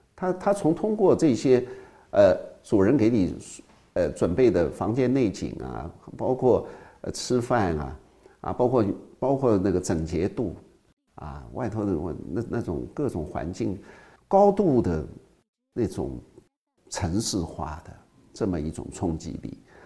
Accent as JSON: {"language": "Chinese", "country": "China", "said": "我们中国人"}